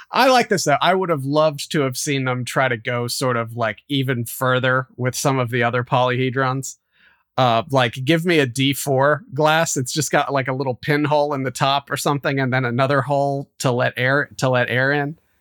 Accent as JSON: {"language": "English", "region": "West Virginia", "country": "United States", "tie": "born or raised there", "said": "I grew up in West Virginia"}